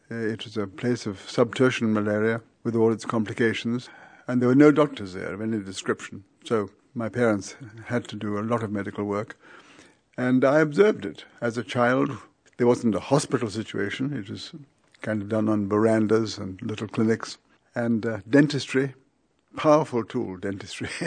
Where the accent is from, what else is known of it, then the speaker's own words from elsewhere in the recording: India; born there; I was born out in India, up in the mountains, and my parents were missionaries.